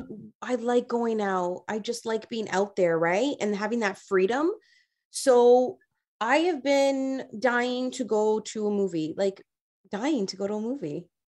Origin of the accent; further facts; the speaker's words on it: Toronto, Ontario, Canada; I grew up in Rexdale